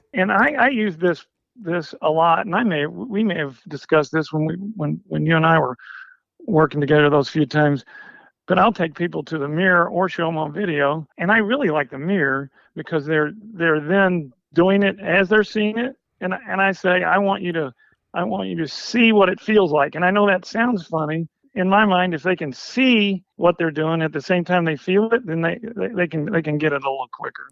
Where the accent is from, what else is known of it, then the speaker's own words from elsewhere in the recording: Harrisburg, Illinois, United States; I grew up in Southern Illinois, a small town Harrisburg, Illinois